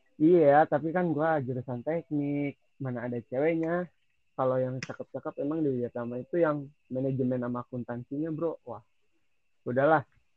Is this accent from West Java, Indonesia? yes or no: yes; Sukabumi, West Java, Indonesia; gua asli di sini, kan. Asli Sukabumi.